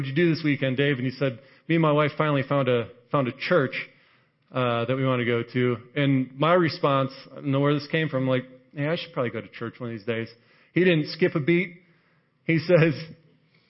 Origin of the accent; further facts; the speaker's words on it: Chicago, Illinois, United States; moved away as an adult; also born or lived in Wisconsin / Texas; I grew up in the Chicago area, went to school in Wisconsin, spent some time out here, and I got moved down there